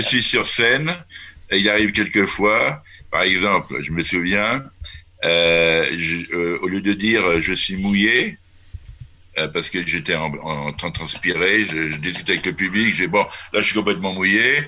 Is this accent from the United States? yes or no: no; France; also born or lived in Moravia, Czech Republic; now in Czech Republic; je suis français